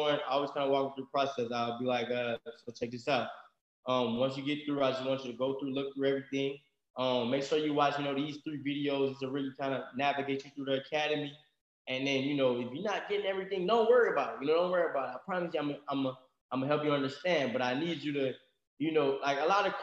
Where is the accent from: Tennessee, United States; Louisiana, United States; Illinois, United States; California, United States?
Louisiana, United States; we're from Louisiana country